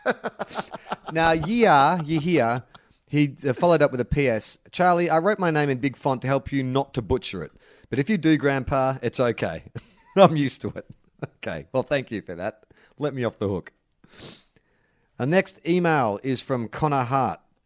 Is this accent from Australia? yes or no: yes; Australia; I'm Australian